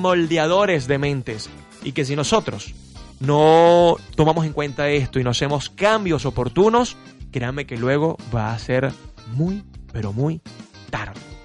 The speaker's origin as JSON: {"language": "Spanish", "country": "Venezuela", "said": "nosotros como venezolanos"}